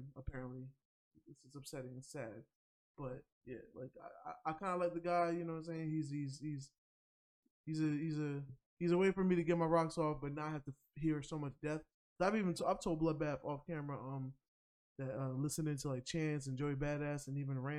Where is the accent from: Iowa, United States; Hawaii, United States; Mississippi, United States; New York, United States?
New York, United States; as a New Yorker